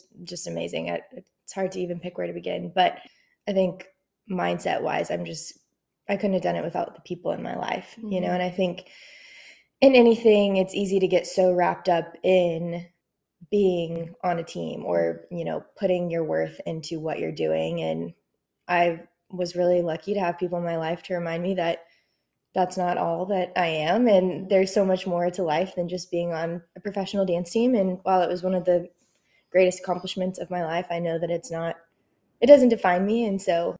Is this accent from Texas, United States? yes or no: yes; Flower Mound, Texas, United States; I grew up in Flower Mound, Texas, and then I went to Oklahoma State University.